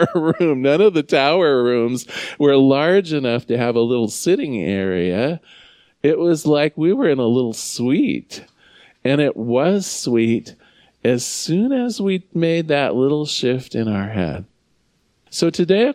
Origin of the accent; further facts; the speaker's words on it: United States; I love being an American